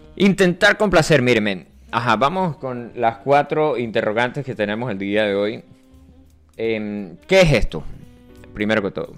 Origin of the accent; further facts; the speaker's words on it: Venezuela; yo soy del Yaure